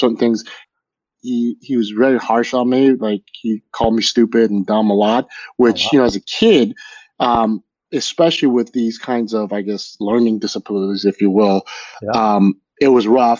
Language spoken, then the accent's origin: English; Los Angeles, California, United States; I'm actually from LA, like born and raised in LA.